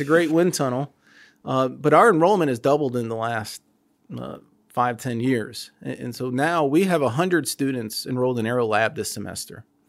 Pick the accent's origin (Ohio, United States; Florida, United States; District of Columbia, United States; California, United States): Ohio, United States; Toledo; moved away; I grew up in Toledo